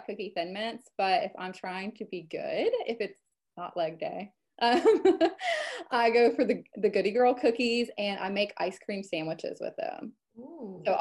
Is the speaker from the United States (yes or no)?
yes; Western Kentucky, United States; also born or lived in Lexington, Kentucky / Charleston, South Carolina / Atlanta, Georgia; I am born and raised here. I moved away for, oh gosh, probably 10 to 11 years